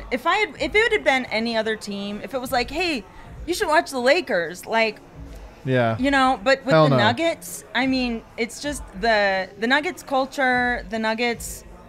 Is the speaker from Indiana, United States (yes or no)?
no; Seattle, Washington, United States; now in Berkeley, United States; I'm from Seattle, Washington area, but I live in Berkeley, California.